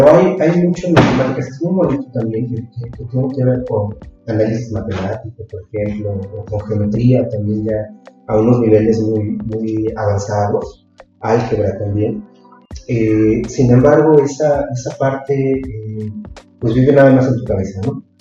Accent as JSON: {"language": "Spanish", "town": "Texcoco", "region": "State of Mexico", "country": "Mexico", "also_born_or_lived": "Xalapa", "moved": "as an adult", "said": "Yo soy de Texcoco, ya Texcoco, Estado eh, en México. estudiaba en la, Ciudad de México, en efecto, durante todos esos, esos años. Y eh, ya después, para estudiar la maestría, fue que a, a, Jalapa"}